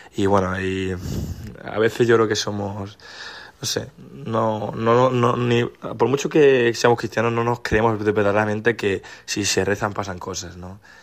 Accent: Málaga, Andalusia, Spain; soy de Málaga y he venido a la JMJ gracias a mi colegio, un colegio en el que llevo más de 15 años

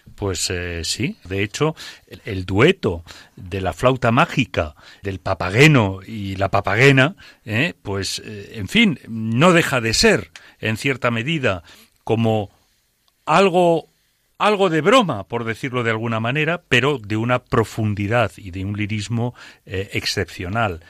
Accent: Aragon, Spain; es mi tierra

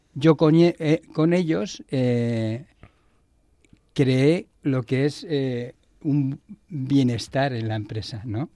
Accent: Barcelona, Catalonia, Spain; moved away as an adult; now in Madrid, Spain; yo soy de Barcelona y vine a Madrid a, llevar una empresa

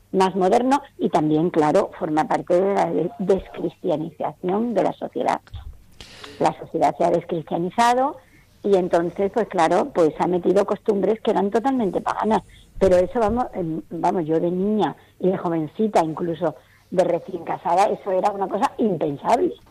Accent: Seville, Andalusia, Spain; now in Madrid, Spain; cuando yo me vine de Sevilla a vivir aquí a, Madrid, iba al cementerio de Pozuelo

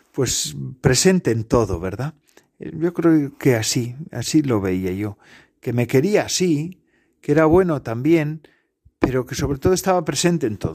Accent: Basque Country, Spain; en mi pueblo se, estaba, se daba la catequesis en euskera, en, nuestra lengua, vamos, de mi pueblo. Y claro, mi madre no era vasca, no era eh, no sabía euskera.

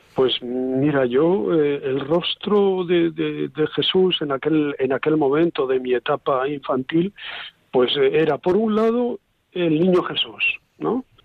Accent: Santa Cruz de Tenerife, Canary Islands, Spain; moved away; also born or lived in Covadonga; Yo soy canario, sí. Nací en Santa Cruz de Tenerife. Eh, mi familia siempre ha vivido en un barrio de la capital que se llama María Jiménez

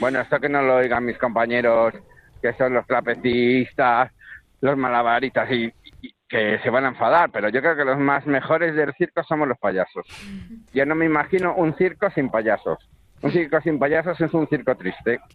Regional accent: Valladolid, Castile and León, Spain; yo soy de Valladolid

